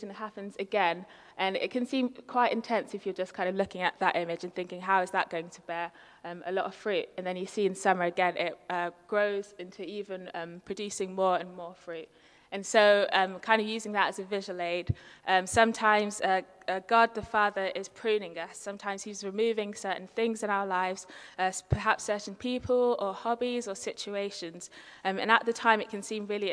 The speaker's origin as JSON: {"language": "English", "region": "London", "country": "United Kingdom", "tie": "born or raised there", "said": "I'm very much a city girl, born and bred. I was born in London"}